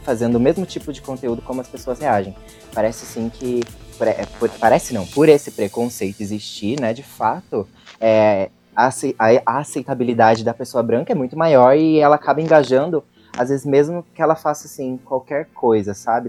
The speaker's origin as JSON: {"language": "Portuguese", "town": "São José dos Campos", "region": "São Paulo", "country": "Brazil", "said": "Sou de São José dos Campos, artista independente"}